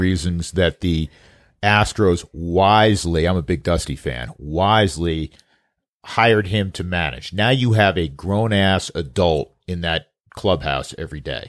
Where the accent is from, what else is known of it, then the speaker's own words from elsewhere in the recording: the East, East Coast, United States; now in Colorado, United States; I grew up in the East.